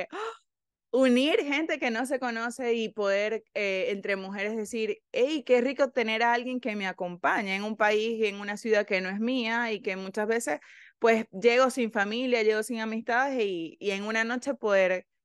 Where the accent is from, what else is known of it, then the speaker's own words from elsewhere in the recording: Venezuela; Nosotras somos de Venezuela